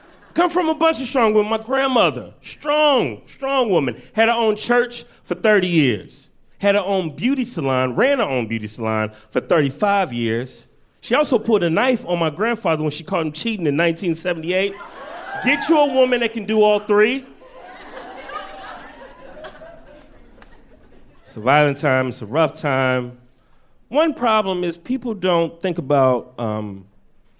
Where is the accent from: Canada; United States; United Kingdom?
United States; Chicago, Illinois; now in New York, United States; I got to go home to my native Chicago. I'm originally from Chicago